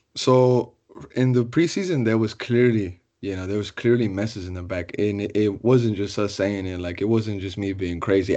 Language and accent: English; Austin, Texas, United States; I'm born and raised in Austin